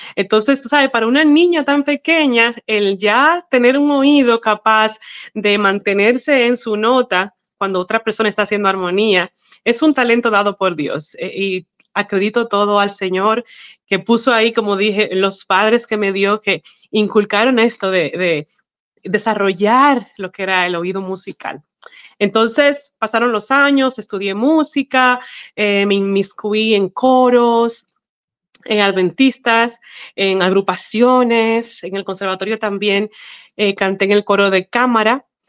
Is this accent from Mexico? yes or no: no; Dominican Republic; moved away as an adult; now in Arkansas, United States; yo nací en la hermosa isla de la República Dominicana. Y bueno, allá estuve viviendo hasta que me casé con mi esposo Rusty Chase y de eso hace ya 15 años